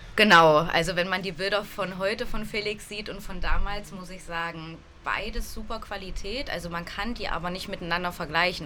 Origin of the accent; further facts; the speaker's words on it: Saxony-Anhalt, Germany; bin in Sachsen-Anhalt aufgewachsen, in einer kleinen Stadt, die mhm. genau zwischen Halle und Magdeburg liegt